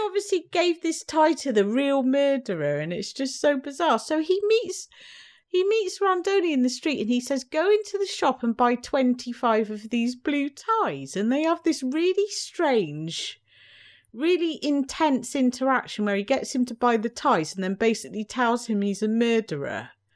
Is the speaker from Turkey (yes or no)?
no; United Kingdom; I grew up in Britain in the seventies